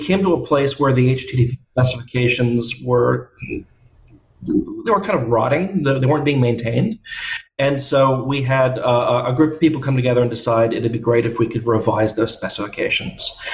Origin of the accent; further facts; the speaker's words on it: United States; moved away as an adult; now in Australia; I'm originally American